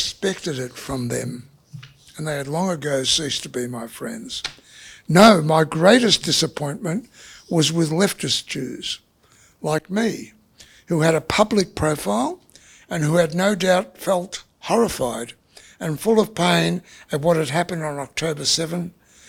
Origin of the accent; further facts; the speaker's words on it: Australia; I am an Australian Jew